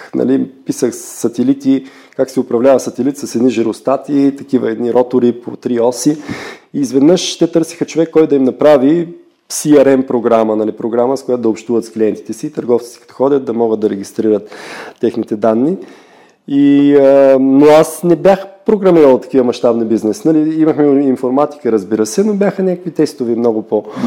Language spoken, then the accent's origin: Bulgarian; Gabrovo, Gabrovo Province, Bulgaria; now in Hamburg, Germany; когато бях на 15 години в моя роден град Габрово